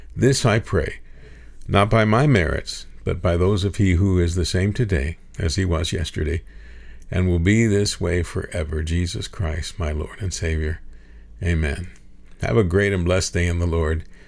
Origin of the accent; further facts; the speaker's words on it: Gainesville, United States; also born or lived in Houston; my home in Gainesville.